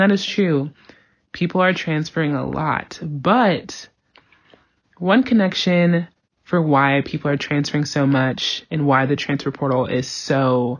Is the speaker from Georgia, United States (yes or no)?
yes; Georgia, United States; I'm from Georgia